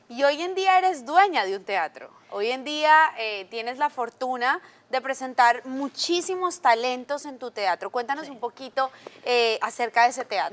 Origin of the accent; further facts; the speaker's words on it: Colombia; now in Miami, United States; Crecí en Colombia